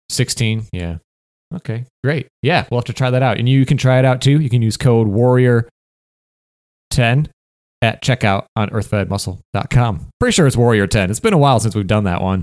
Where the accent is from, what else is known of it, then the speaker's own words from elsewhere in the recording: Michigan, United States; moved away as an adult; also born or lived in Detroit, Michigan / Upper Peninsula, Michigan; now in California, United States; I'm from Michigan